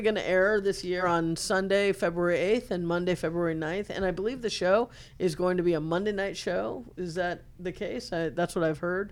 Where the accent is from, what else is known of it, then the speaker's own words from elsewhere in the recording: Chicago, Illinois, United States; I grew up in Chicago.